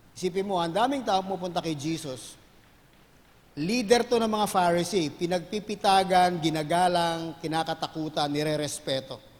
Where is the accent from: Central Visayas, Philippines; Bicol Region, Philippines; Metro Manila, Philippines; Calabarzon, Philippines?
Metro Manila, Philippines; Manila; I grew up in Manila.